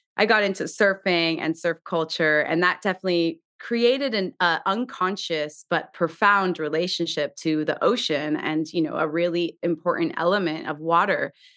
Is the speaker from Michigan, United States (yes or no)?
no; Southern California, United States; I grew up in Southern California, the daughter